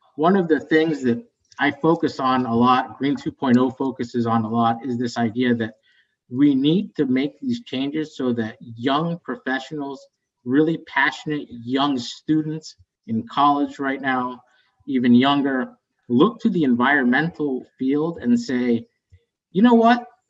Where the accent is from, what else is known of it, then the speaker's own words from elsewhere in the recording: West Virginia, United States; moved away as an adult; also born or lived in Bogota, Colombia / Chicago; I moved to the United States, so I'm an immigrant. I'm a Colombian American. I grew up in West Virginia